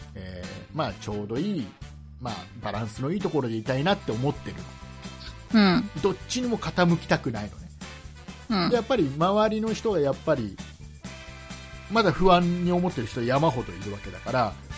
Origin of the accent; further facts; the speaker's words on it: Kisarazu, Chiba, Japan; 千葉県の木更津僕の地元の、木更津に